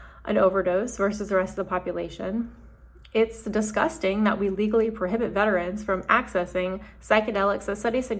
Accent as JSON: {"language": "English", "town": "Huntsville", "region": "Alabama", "country": "United States", "tie": "born or raised there", "said": "My dad is career Army, and I grew up in Huntsville, a military town"}